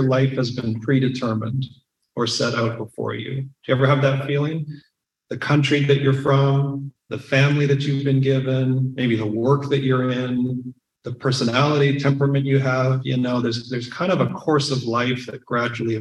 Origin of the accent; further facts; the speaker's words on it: Saskatchewan, Canada; growing up in Saskatchewan